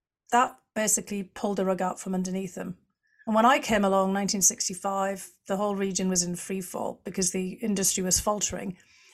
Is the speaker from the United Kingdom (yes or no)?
yes; North East England, United Kingdom; born there; So I was born in County Durham in the northeast of England, south of Newcastle-on-Tyne.